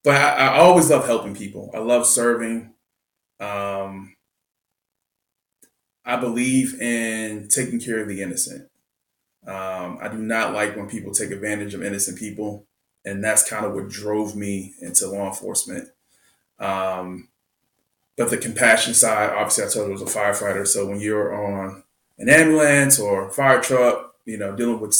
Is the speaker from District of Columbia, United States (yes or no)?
yes; Washington, District of Columbia, United States; moved away; also born or lived in Montgomery County, Maryland; I grew up in Southeast Washington, and then later moved to Montgomery County